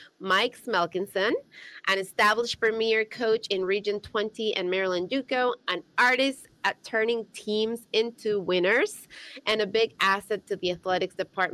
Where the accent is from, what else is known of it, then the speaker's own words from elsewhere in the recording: Ecuador; now in United States; my home country, Ecuador